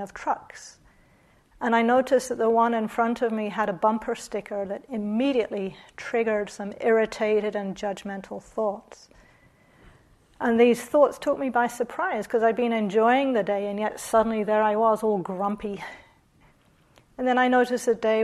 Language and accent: English; New Zealand; moved away; also born or lived in Australia; I'm from New Zealand